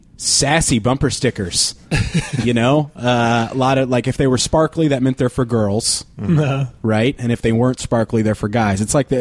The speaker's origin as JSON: {"language": "English", "region": "Tennessee", "country": "United States"}